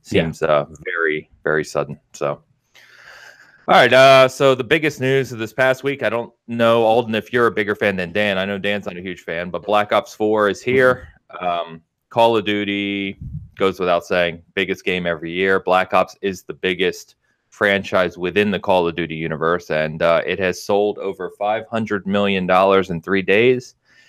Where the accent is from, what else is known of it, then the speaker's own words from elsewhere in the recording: United Kingdom; Well, I'm British, like, and I think blue.